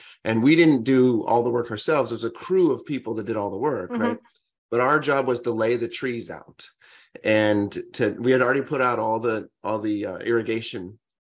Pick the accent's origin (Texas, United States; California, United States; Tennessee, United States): California, United States; Central Valley; I grew up in California on an orange farm in the Central Valley